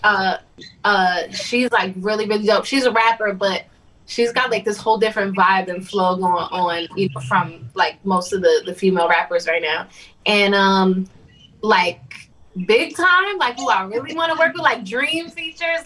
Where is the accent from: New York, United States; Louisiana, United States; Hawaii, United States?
New York, United States; New York City; I'm from Staten Island